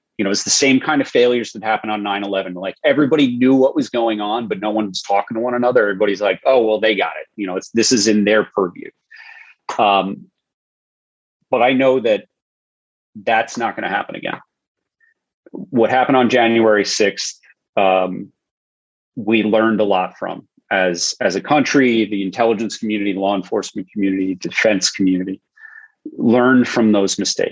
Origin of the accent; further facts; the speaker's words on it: Long Island, New York, United States; I was 16 on September 11th, living in Long Island, close enough to see the smoke from my hometown to the towers